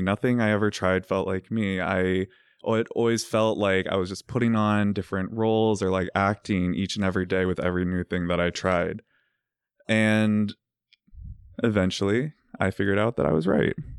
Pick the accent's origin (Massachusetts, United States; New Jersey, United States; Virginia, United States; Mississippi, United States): Virginia, United States; moved away; I'm from Virginia, uh, raised by religious parents, and I went to this small, tiny Catholic school